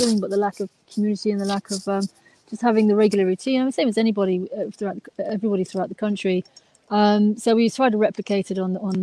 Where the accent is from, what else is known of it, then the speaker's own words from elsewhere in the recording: London, United Kingdom; I'm from Hampstead in North London originally, Camden.